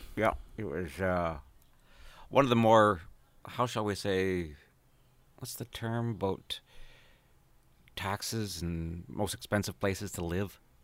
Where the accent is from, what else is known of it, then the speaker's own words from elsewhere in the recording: St. Albert, Alberta, Canada; moved away; also born or lived in Edmonton, Alberta; Grew up in Saint Albert, Alberta, which is where, north of Edmonton by about one skip